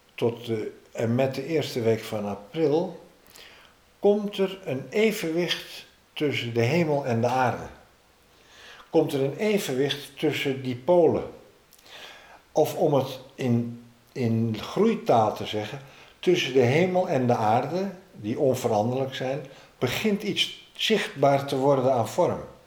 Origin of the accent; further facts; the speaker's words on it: Amsterdam, North Holland, Netherlands; als Amsterdammer